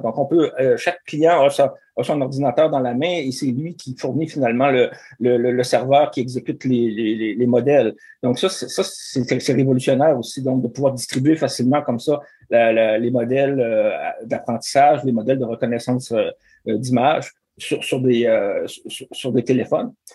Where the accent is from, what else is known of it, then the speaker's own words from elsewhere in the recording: Rivière-du-Loup, Quebec, Canada; je viens de, de Rivière-du-Loup